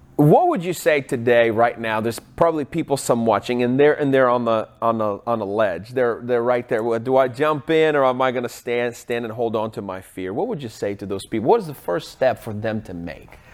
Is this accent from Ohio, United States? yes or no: no; Seattle, Washington, United States; I'm from Seattle